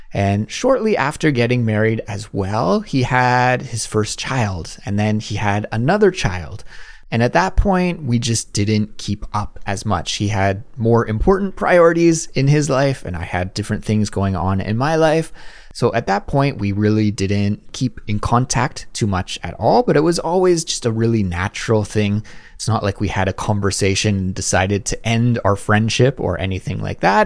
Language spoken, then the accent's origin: English; Kelowna, British Columbia, Canada; moved away as an adult; also born or lived in Langley, Canada; now in Seoul, South Korea; when we were growing up in Kelowna